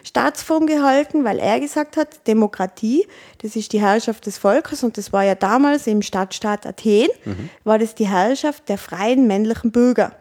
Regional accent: Tyrol, Austria; Als Tirolerin

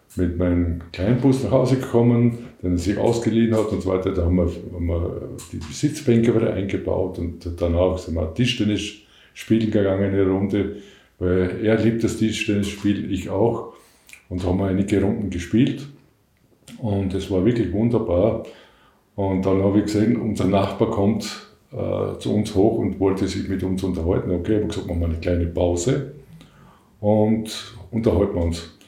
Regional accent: Western Styria, Austria; Ich komme aus der Weststeiermark

